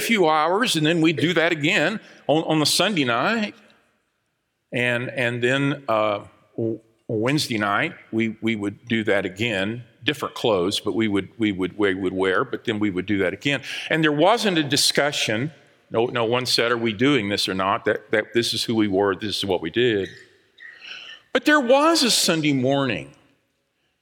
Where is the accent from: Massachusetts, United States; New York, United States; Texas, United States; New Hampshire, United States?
Texas, United States; Dallas; I grew up in Southeast Dallas, over on Alhambra Street, where all of the houses look the same